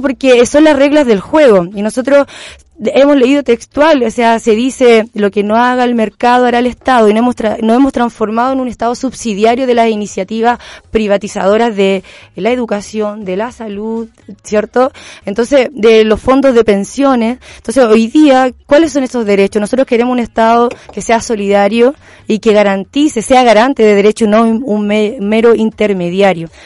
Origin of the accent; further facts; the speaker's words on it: Petorca, Valparaíso, Chile; soy independiente, soy de Petorca